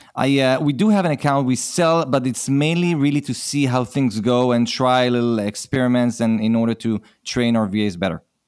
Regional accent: Israel; accent: Israeli; I'm from Israel, so this is an Israeli accent.

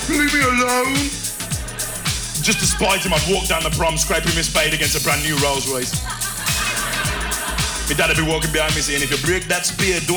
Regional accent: Birmingham, West Midlands, United Kingdom; I got four cousins in Jamaica. I couldn't believe it. I don't know how they got there because I'm from Birmingham.

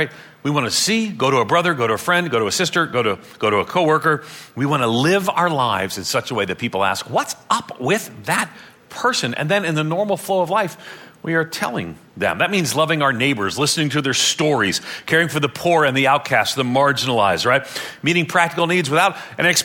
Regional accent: Ireland; I'm Irish

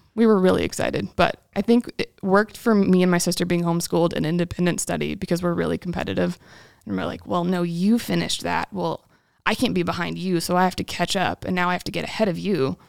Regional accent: Battle Creek, Michigan, United States; I'm from Battle Creek, Michigan, home of Kellogg's cereal

